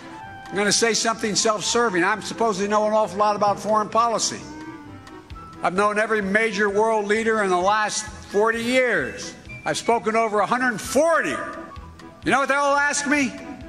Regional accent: Delaware, United States; Though I'm from Delaware

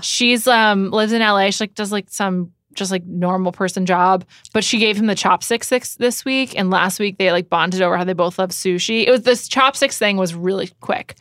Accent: New York City, New York, United States; I grew up in New York

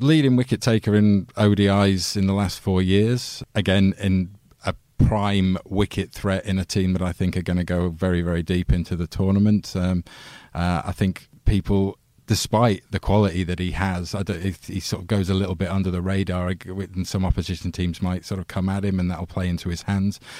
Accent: England, United Kingdom; as an Englishman

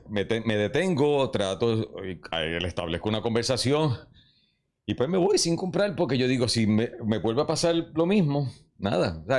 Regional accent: Puerto Rico; Somos dramáticos los puertorriqueños

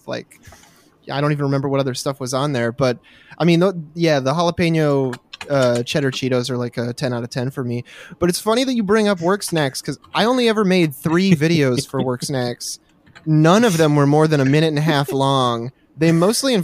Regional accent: Midwest, United States; I'm from the Midwest

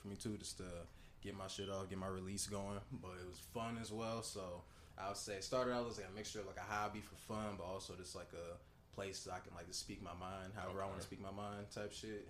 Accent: St. Louis Park, Minnesota, United States; also born or lived in St. Paul; I'm originally born from St. Louis Park

